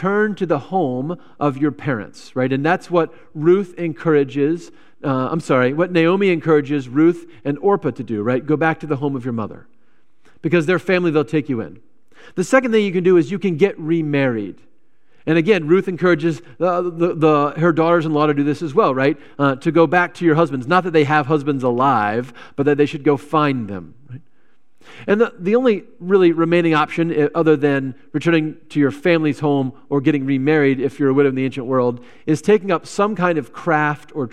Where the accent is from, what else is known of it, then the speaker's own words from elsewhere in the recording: Virginia, United States; now in Wisconsin, United States; I came from Virginia